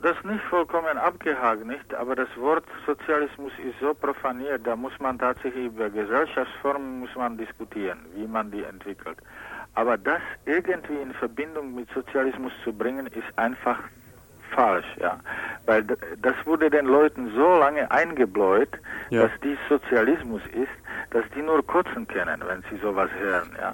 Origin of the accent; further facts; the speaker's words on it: Czechia; German is a second language; moved away; Mary Schemberg, woher ich komme